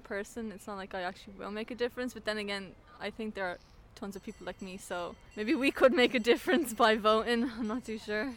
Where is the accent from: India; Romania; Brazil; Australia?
Romania; now in Ireland; I'm from Romania